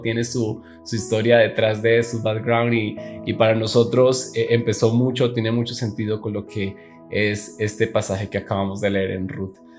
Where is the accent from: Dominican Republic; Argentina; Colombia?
Colombia; Neiva, Huila; moved away as an adult; now in Bogotá, Colombia; yo soy de la ciudad de Neiva, una ciudad aquí en Colombia, eh, que es mucho más pequeña, en donde actualmente vivo, que es en Bogotá, la capital